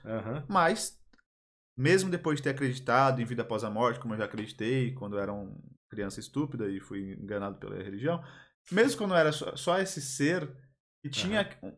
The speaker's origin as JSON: {"language": "Portuguese", "town": "Belo Jardim", "region": "Pernambuco", "country": "Brazil", "moved": "yes", "lives_now": "São Paulo, Brazil", "said": "Eu sou lá do interior de Pernambuco, né? lá em Belo Jardim."}